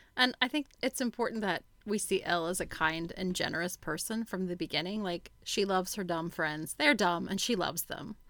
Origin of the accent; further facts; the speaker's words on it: West Coast, United States; now in Australia; I'm from the West Coast, so I love a chat.